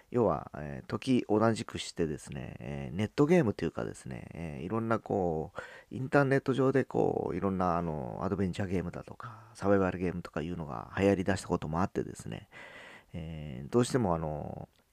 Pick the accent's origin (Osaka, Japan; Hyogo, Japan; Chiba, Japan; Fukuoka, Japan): Fukuoka, Japan; Fukuoka area, Japan; born or raised there